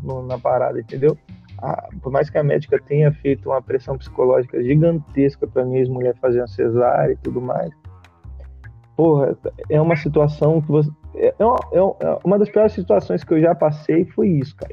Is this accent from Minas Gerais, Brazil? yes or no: no; São Paulo, Brazil; now in Brasília, Brazil; eu sou de São Paulo